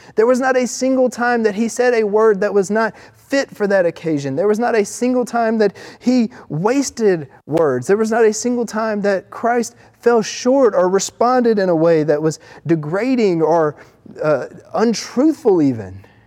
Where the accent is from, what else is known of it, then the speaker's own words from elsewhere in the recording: the South, United States; accent: Southern; we're from the South